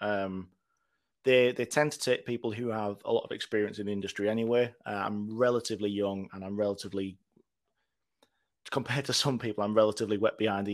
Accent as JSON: {"language": "English", "area": "Teesside", "region": "North East England", "country": "United Kingdom", "tie": "born or raised there", "also_born_or_lived": "Manchester", "moved": "yes", "lives_now": "York, United Kingdom", "said": "I grew up in Teesside, and we've not really got that much around there"}